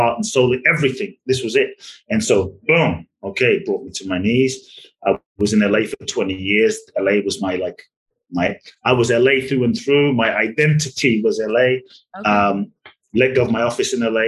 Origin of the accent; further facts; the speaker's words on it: London, United Kingdom; moved away; I grew up in London, so I grew up with soccer